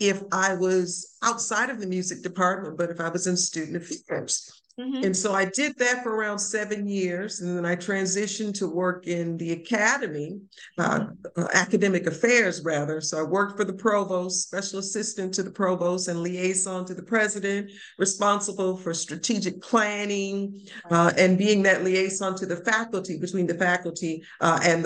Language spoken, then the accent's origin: English; Lorain, Ohio, United States; moved away as an adult; also born or lived in Nashville, Tennessee / Frankfort, Kentucky; I'm from Lorain, Ohio.